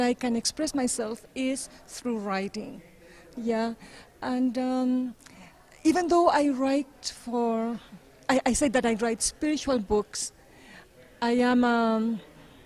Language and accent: English; Chile; also born or lived in Venezuela; now in Ottawa, Canada; I am originally from Chile, and I lived in Venezuela for 5 years as well, and I ended up in Canada, so now I'm a Canadian.